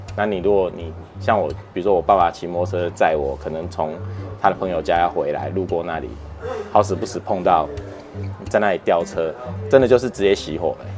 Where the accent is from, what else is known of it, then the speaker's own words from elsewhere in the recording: Hsinchu, Hsinchu City, Taiwan; moved away as an adult; also born or lived in Taichung; 我小时候在新竹长大嘛，哈，是。新竹市，哈，那我， 我们家其实就在那个台铁的新竹货运场旁边，走路大概五分钟吧，三五分钟就可以